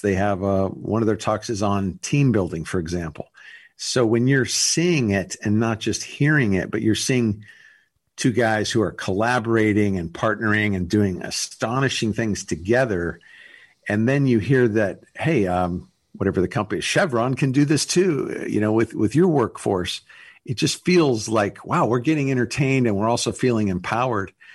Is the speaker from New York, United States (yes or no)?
no; Los Angeles, California, United States; I grew up in Los Angeles, California